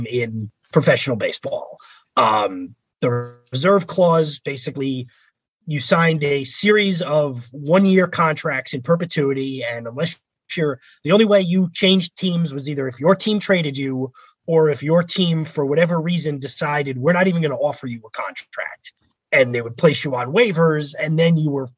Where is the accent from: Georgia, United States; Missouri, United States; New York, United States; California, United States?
New York, United States; New York area, United States; also born or lived in Philadelphia; growing up in the New York area and then going to school in Philly